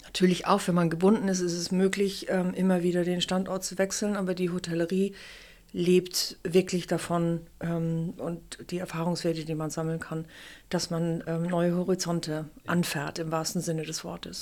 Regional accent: Kiel, Schleswig-Holstein, Germany; moved away; also born or lived in Hamburg / Munich / London / New York; ich bin eine geborene und in Kiel aufgewachsene Kieler Sprotte

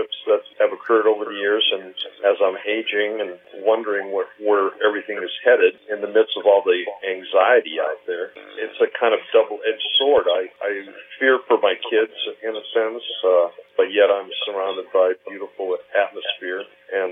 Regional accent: Portage, Indiana, United States; also born or lived in Hamburg, Germany / Gary, Indiana; I was born in Hamburg, Germany. My parents and I emigrated to the States, ended up in Gary, Indiana, where I spent a few years growing up, and then we filtered out to Portage, Indiana, where I ended up going to high school

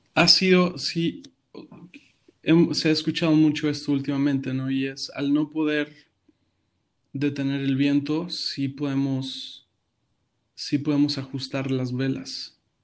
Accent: Mexico City, Mexico; moved away as an adult; now in Houston, United States; Actualmente soy de la Ciudad de México eh, actualmente estamos en Houston.

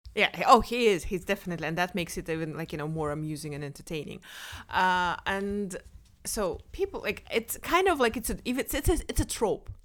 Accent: Kazakhstan; moved away; I'm from Kazakhstan. Of course, I drink tea. Like in Kazakhstan, we drink tea three times a day

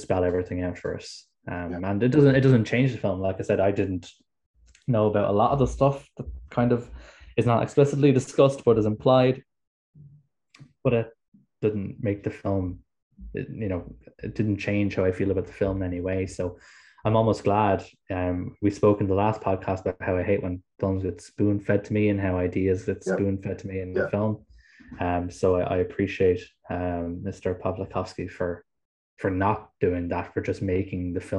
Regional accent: Ireland; me being Irish

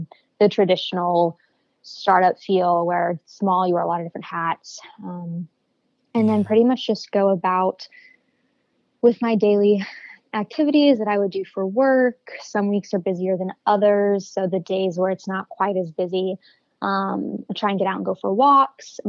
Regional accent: Raleigh, North Carolina, United States; moved away as an adult; now in Chicago, United States; I'm originally from Raleigh, North Carolina. I have been living in Chicago for just about 2 years now

